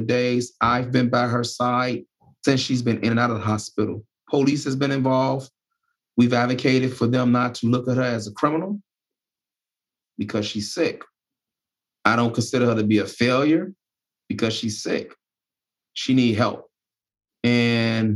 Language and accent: English; Chicago, Illinois, United States; now in Dubuque, United States; I'm a Dubuquer. I was from Chicago